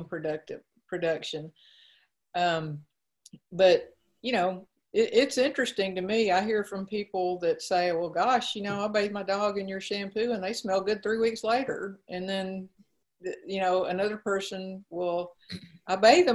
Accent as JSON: {"language": "English", "region": "Mississippi", "country": "United States", "moved": "yes", "said": "I'm originally from Mississippi"}